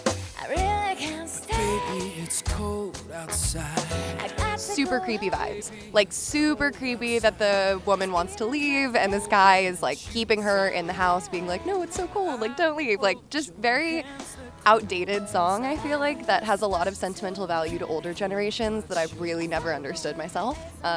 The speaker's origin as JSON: {"language": "English", "region": "Hawaii", "country": "United States", "moved": "yes", "lives_now": "Los Angeles, United States", "said": "I'm originally from Hawaii and now I live in LA, so I've never really had, like, a cold winter."}